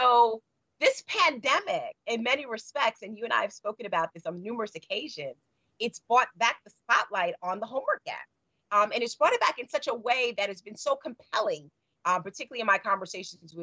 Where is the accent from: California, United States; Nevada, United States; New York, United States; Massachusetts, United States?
New York, United States; also born or lived in Chicago; as a New Yorker